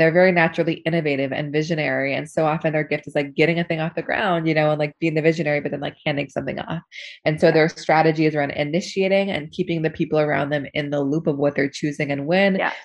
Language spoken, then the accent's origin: English; Seattle, Washington, United States; now in New York, United States; I grew up in Seattle and I've um, been in New York for 10 years now